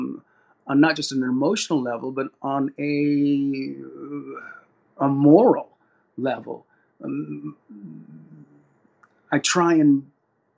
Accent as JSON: {"language": "English", "town": "Sacramento", "region": "California", "country": "United States", "tie": "born or raised there", "said": "I was raised in Sacramento, California, our hometown"}